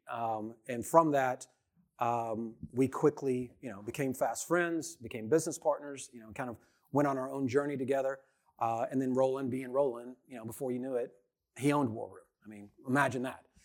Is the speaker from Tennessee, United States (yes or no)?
yes; Memphis, Tennessee, United States; I'm a redneck from Memphis, Tennessee